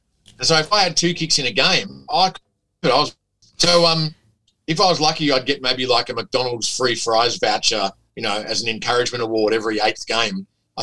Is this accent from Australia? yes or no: yes; Glen Waverley, Victoria, Australia; No, because Glen Waverley is like happy days or the wonder years. It's like it's utopia.